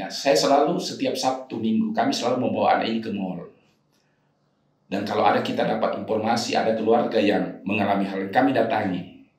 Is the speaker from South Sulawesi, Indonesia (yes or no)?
yes; Makassar, South Sulawesi, Indonesia; moved away; saya juga waktu itu alhamdulillah merantau dari Makassar ini kita anak Makassar